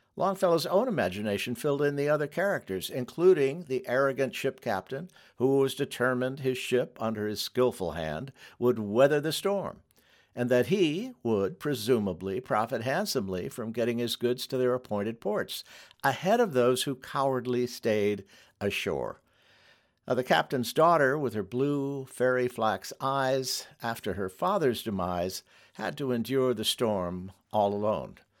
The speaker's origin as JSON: {"language": "English", "region": "Michigan", "country": "United States", "tie": "born or raised there", "also_born_or_lived": "New York", "said": "I grew up boating on the lakes of Michigan"}